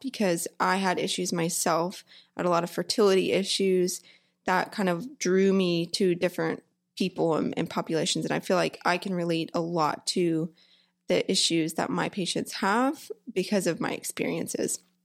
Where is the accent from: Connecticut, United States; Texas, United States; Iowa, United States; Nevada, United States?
Texas, United States; Humble; also born or lived in College Station, Texas / Bowie, Texas / Alvord, Texas; I grew up in Houston, well, a small town called Humble